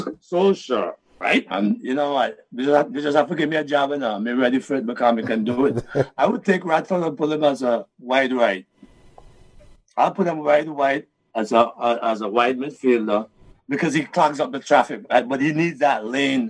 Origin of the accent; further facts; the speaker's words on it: St. Vincent & Grenadines; I'm from Vincey